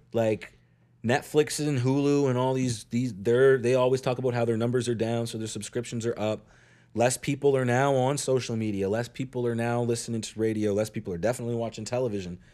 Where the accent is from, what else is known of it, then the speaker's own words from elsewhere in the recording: Eastern Passage, Nova Scotia, Canada; I grew up in Eastern Passage.